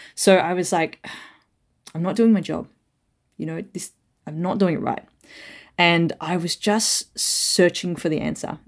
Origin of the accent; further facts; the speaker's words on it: Melbourne, Victoria, Australia; also born or lived in Perth, Australia; I was born in Perth, but moved over to Melbourne, so when I was, like, three